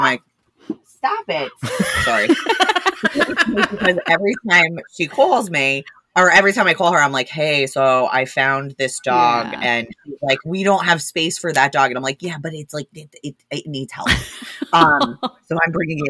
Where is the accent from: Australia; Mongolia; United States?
United States; New Jersey; I am from New Jersey